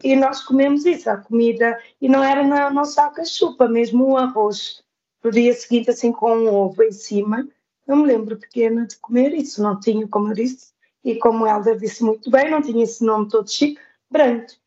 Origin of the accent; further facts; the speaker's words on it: Santiago Island, Cape Verde; moved away as an adult; also born or lived in Trás-os-Montes, Portugal; now in Lisbon, Portugal; saí de Cabo Verde